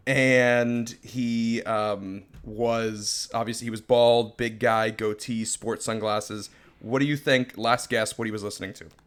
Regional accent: Florida, United States; I'm a born and raised Floridian.

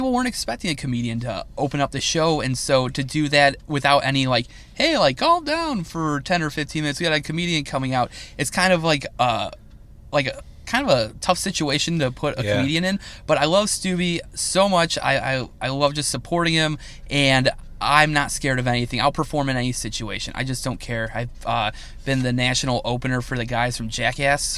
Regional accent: United States; I love being an American. I love our country

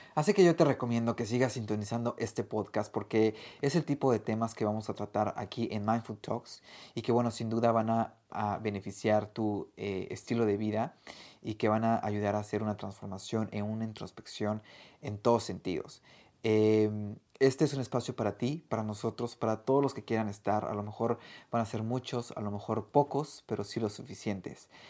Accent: Mexico; now in Australia; soy chef mexicano y por el momento vivo en Australia

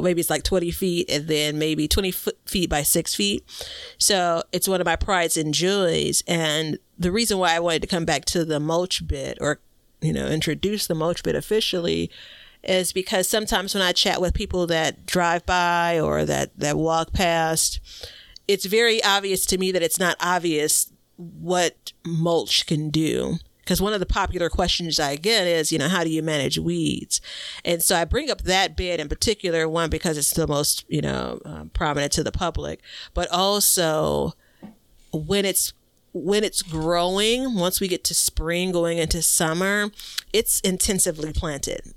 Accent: Chicago, Illinois, United States; I'm from Chicago. I live in Chicago and I'm on the southeast side

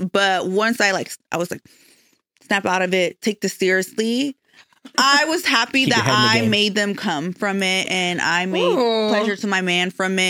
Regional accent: Michoacán, Mexico; Well, I'm Mexican from Michoacan.

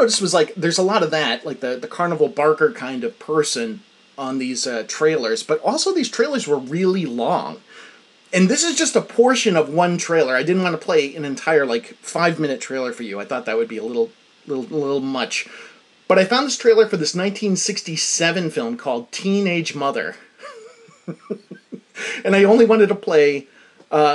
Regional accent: United States; as an American

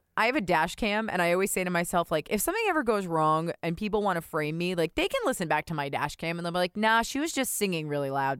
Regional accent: New Jersey, United States; I'm from New Jersey

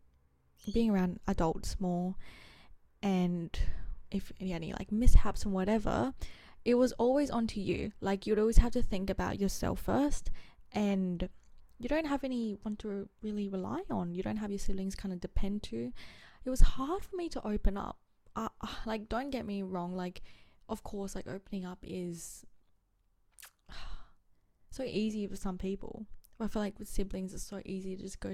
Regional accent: Adelaide, South Australia, Australia; also born or lived in Geraldton, Western Australia; I was born in Geraldton, Western Australia, so that's WA, I think. Oh, it's like 4 to 5 hour drive from Perth. Grew up in Adelaide ever since I was 2

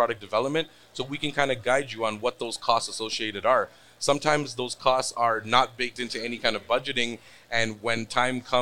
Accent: Toronto, Ontario, Canada; I am from Toronto

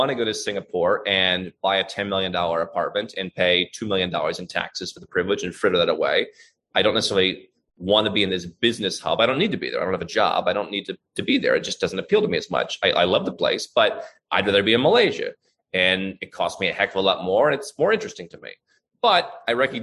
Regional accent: United States; I was born in the United States. I'm a U.S. citizen. I live in the U.S.

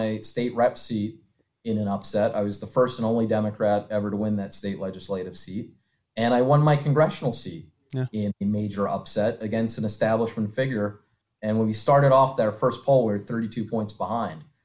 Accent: Philadelphia, Pennsylvania, United States; I'm a Philadelphian through and through

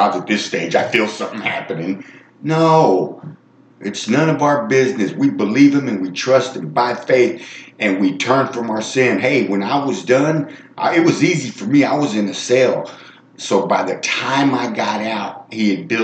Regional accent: Texas, United States; moved away; I'm from Texas

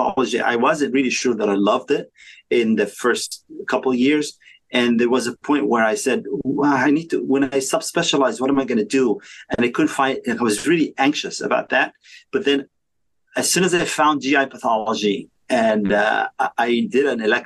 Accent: Egypt; moved away as an adult; also born or lived in Washington, D.C.; now in United States; I grew up in Egypt

